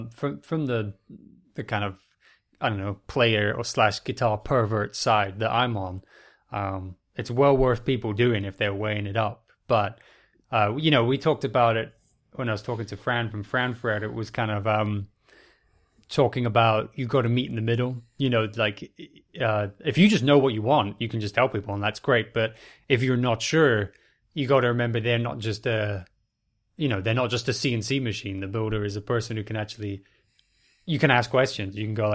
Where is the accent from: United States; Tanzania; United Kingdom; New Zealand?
United Kingdom; Edinburgh, Scotland; I grew up mostly in Edinburgh